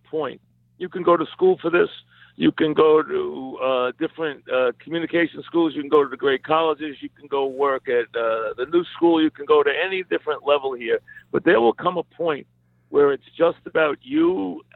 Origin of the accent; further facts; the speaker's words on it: New York, United States; accent: New York; I've never tried to lose my New York accent